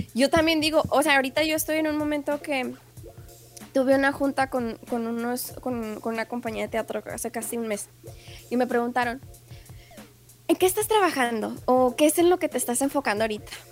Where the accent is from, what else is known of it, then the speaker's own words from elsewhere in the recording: Ciudad Juárez, Chihuahua, Mexico; moved away as an adult; also born or lived in El Paso, Texas / Utah; now in United States; es fronterizo de Ciudad Juárez